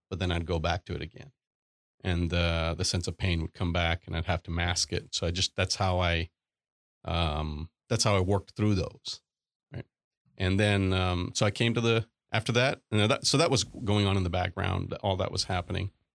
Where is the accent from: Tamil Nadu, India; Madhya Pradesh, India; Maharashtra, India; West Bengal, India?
Tamil Nadu, India; Chennai; moved away as an adult; now in Austin, United States; grew up in Chennai, India, and, uh, so I was, um, went to high school, went, did all my schooling there.